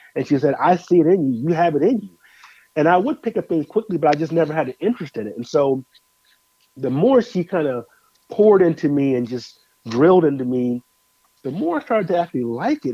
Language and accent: English; Denver, Colorado, United States; also born or lived in Moline, Illinois; now in Nashville, United States; born in Illinois Moline grew up in Denver, Colorado, and currently reside uh, in Nashville, Tennessee